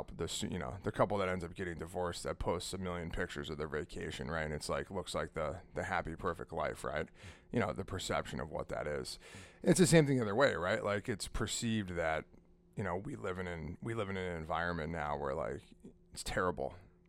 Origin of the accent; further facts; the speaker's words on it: Manchester, United States; So I remember we used to, we grew up on Autumn Street in Manchester.